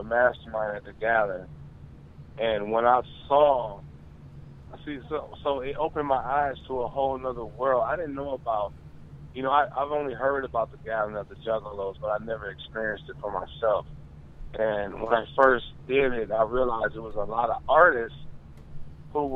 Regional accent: Michigan, United States; I'm from Michigan

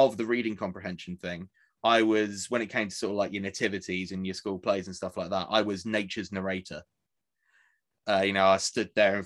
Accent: Essex, East of England, United Kingdom; I grew up in Essex

